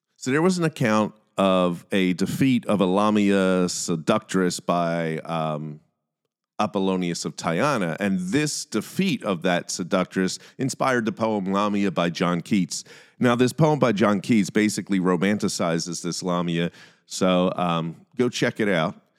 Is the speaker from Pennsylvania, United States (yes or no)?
yes; Philadelphia, Pennsylvania, United States; I'm from Philadelphia